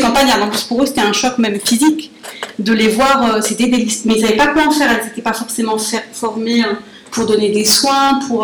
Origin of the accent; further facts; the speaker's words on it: Paris, Île-de-France, France; je suis franco-algérienne, je suis née à Paris, mais jusqu'à 20 ans, j'avais que, ma, que mon passeport algérien